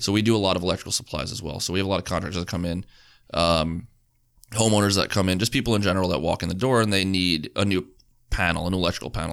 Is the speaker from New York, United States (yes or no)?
yes; Long Island, New York, United States; we're Long Island.